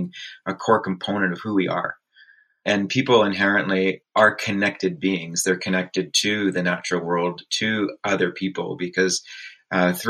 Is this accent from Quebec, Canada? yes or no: no; Peterborough, Ontario, Canada; I grew up in Peterborough, Ontario, actually just a little bit north of there between Peterborough and Lakefield.